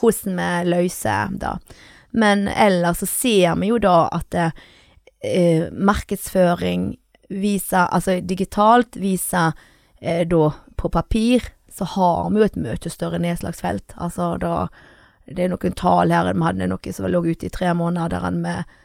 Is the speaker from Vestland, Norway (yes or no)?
yes; Sæbøvik, Vestland, Norway; Jeg er fra Sæbøvik